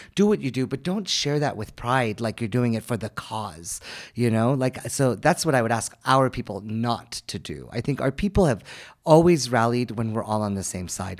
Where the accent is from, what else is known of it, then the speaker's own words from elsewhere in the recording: United States; moved away as an adult; now in Armenia; I'm someone who was born and raised in the United States